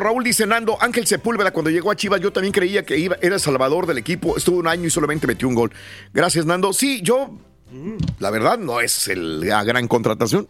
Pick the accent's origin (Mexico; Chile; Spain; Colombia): Mexico